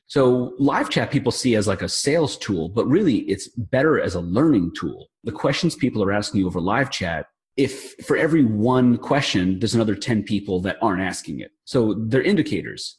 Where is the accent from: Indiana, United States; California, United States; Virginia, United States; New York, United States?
New York, United States; I'm from New York